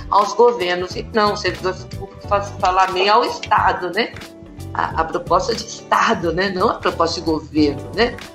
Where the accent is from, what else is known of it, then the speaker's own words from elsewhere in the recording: São Paulo, Brazil; Nasci em São Paulo, na periferia de Abaquara, morei lá até os 20 e poucos anos.